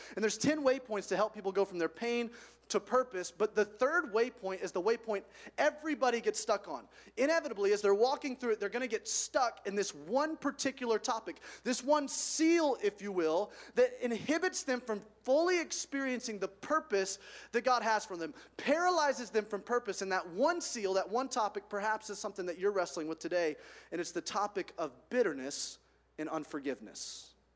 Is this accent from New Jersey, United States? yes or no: no; Alabama, United States; I grew up in Alabama, which is the armpit of the United States in terms of heat and temperature